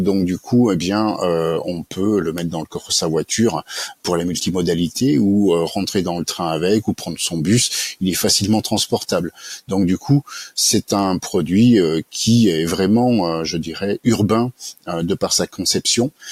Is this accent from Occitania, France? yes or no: no; Annemasse, Auvergne-Rhône-Alpes, France; also born or lived in Montauban / Annecy / Toulouse; j'ai passé ma plus tendre enfance dans les Alpes, en Haute-Savoie, notamment sur Annemasse